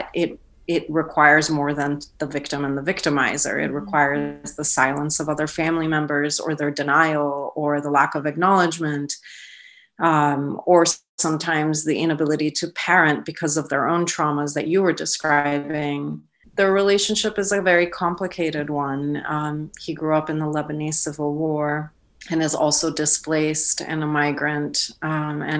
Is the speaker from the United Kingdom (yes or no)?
no; Iran; our communities in Iran